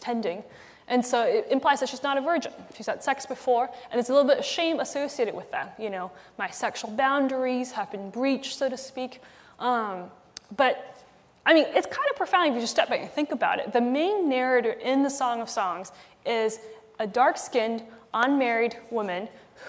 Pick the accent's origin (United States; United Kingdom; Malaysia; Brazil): Malaysia; when I was young, growing up in Malaysia